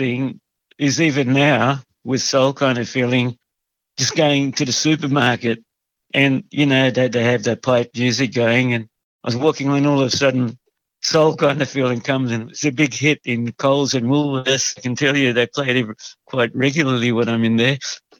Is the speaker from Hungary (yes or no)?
yes; Hungary; born there; and just the excuse that I was born in Hungary was good enough.